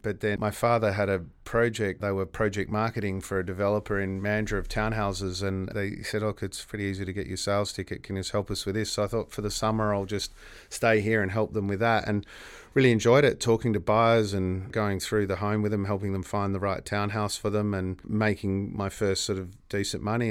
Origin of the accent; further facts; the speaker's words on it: Perth, Western Australia, Australia; I grew up in Gooseberry Hill and went to Gooseberry Hill Primary School, then to Guildford Grammar for high school